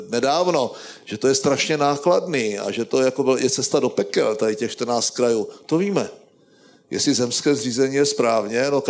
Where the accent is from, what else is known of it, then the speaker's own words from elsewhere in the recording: Zlín Region, Czechia; víte, já, já jsem z Valašska a my si svoje zvyky nosíme všude sebou.